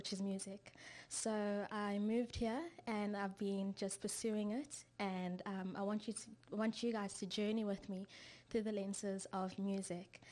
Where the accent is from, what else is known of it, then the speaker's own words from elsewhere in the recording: Johannesburg, Gauteng, South Africa; moved away as an adult; also born or lived in Atlanta, United States; now in Bellevue, United States; I'm from South Africa originally